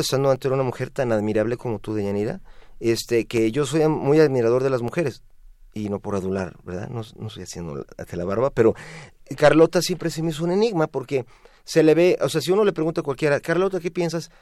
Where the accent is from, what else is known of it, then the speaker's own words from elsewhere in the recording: Mexico; como todo mexicano